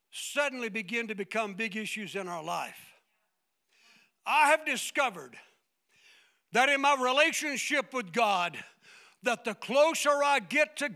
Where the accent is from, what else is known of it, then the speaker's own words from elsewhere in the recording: United States; But I don't live just because I'm an American